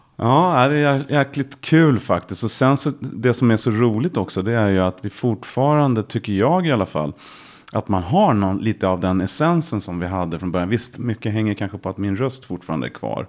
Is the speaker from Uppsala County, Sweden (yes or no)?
no; Järfälla, Stockholm County, Sweden; jag är ju uppvuxen eh, i västra Stockholm, Järfälla